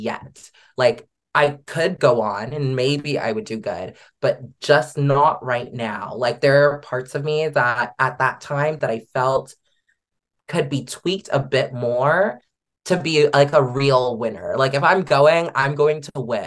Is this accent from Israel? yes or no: no; Canada; Canadians are f-ing killing it.